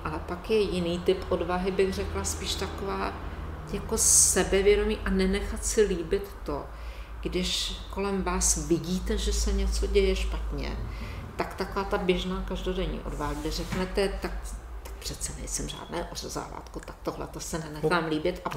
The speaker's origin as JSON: {"language": "Czech", "town": "Žďár nad Sázavou", "region": "Vysočina Region", "country": "Czechia", "said": "u nás ve Ždáře nad Sázavou"}